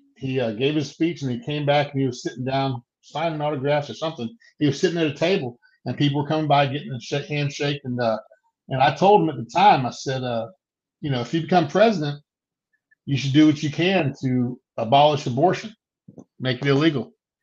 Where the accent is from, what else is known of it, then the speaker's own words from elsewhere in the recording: Moorhead, Mississippi, United States; So the first, I grew up in Moorhead.